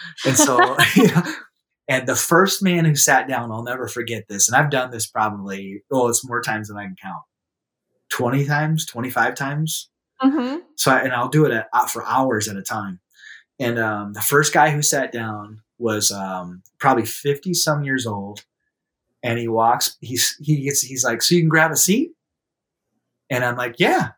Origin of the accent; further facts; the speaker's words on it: South Dakota, United States; in my hometown, where a bunch of like professionals who attend my church will walk by because it's downtown